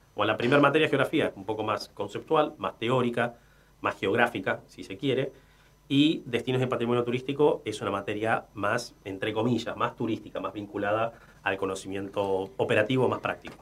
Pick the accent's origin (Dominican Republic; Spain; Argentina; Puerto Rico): Argentina; En aquella ola inmigratoria eh, que, tuvo nuestro país, mi abuelo, mis abuelos nacieron en España